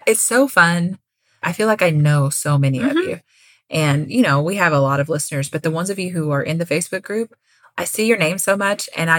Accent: Kentucky, United States; I'm from Kentucky.

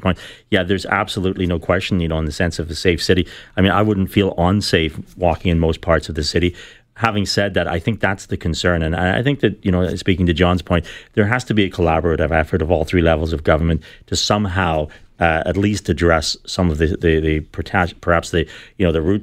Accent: Belfast, Northern Ireland, United Kingdom; now in Toronto, Canada; I grew up in Belfast

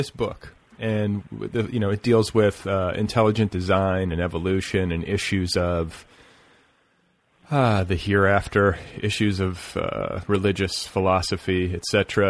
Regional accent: Wisconsin, United States; now in Los Angeles, United States; I'm from the Midwest, but my parents are from Louisiana

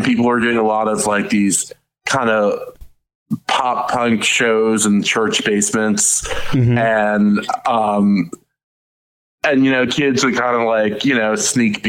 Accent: Madison, New Jersey, United States; I grew up in Madison, New Jersey

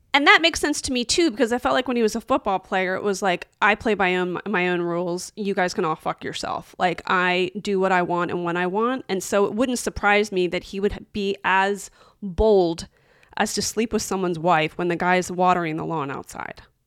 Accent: Philadelphia, Pennsylvania, United States; we're both from Philadelphia

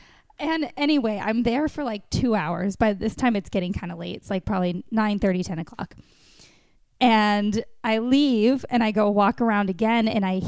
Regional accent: Wisconsin, United States; moved away; also born or lived in Chicago; I grew up in Wisconsin on farms.

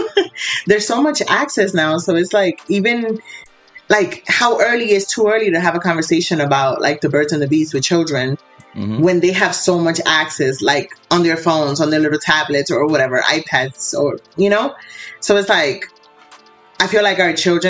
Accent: New York City, New York, United States; also born or lived in Dominican Republic; I'm originally from the Bronx, but I was born in Dominican Republic

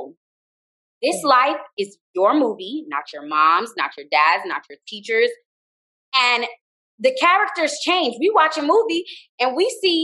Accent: Miami, Florida, United States; also born or lived in Jamaica; I'm Jamaican, but I grew up in Miami

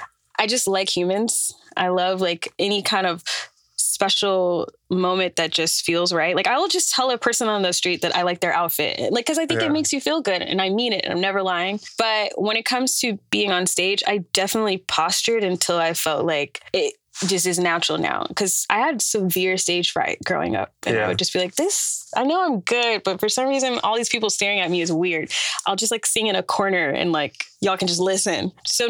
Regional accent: Atlanta, Georgia, United States; moved away as an adult; now in New York, United States; I am an artist from Atlanta, Georgia. And I moved here from there in 2020

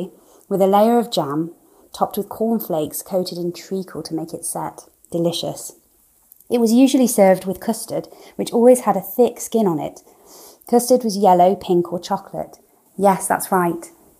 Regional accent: England, United Kingdom; British listener … here, and I can't wait to tell you about my experience of school lunches, or school dinners as we call them in the Midlands and the North.

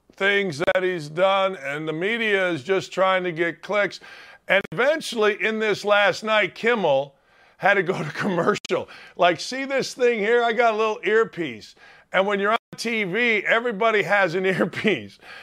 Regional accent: Northwest Indiana, United States; I'm from Northwest Indiana

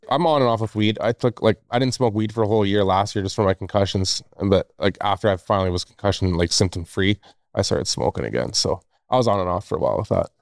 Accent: Northwest Territories, Canada; now in Revelstoke, Canada; I'm originally from Northwest Territories

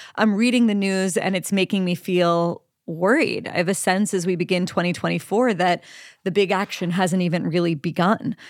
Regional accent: Pennsylvania, United States; Pennsylvania, my home state

